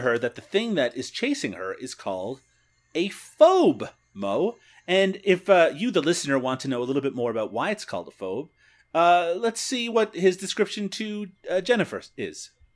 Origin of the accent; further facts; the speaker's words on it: Ontario, Canada; accent: Canadian; I have my own Canadian accent issues.